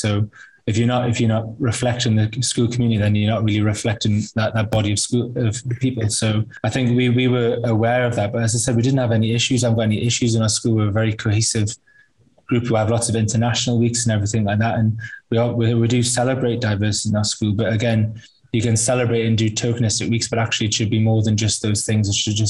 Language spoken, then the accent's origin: English; United Kingdom; I think that's a really important point, really, that I am white British.